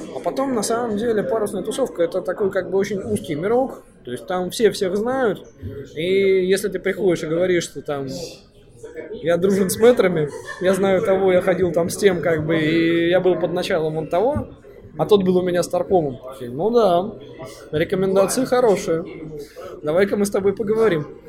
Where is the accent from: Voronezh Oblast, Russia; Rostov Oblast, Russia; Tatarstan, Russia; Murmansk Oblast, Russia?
Murmansk Oblast, Russia; Far North; also born or lived in Saint Petersburg (Leningrad); рожденный в Ленинграде в СССР, ну, буквально там 2-3 месяца меня увезли на крайний север, и там сознательное свое детство я провел там.